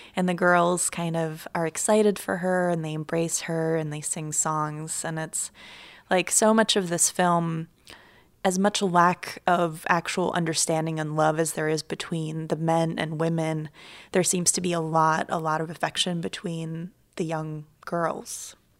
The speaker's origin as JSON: {"language": "English", "country": "Ukraine", "tie": "born or raised there", "moved": "yes", "said": "I grew up in Ukraine"}